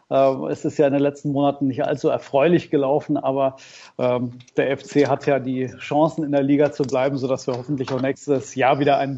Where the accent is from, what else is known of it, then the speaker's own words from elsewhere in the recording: Cologne, North Rhine-Westphalia, Germany; Und äh, als Kölner äh, schaue ich dann auch immer gerne am Geisbockheim vorbei.